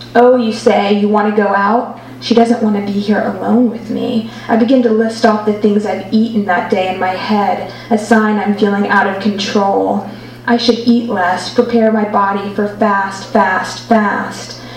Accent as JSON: {"language": "English", "region": "Alabama", "country": "United States", "moved": "yes", "lives_now": "Amsterdam, Netherlands", "said": "I'm from Alabama"}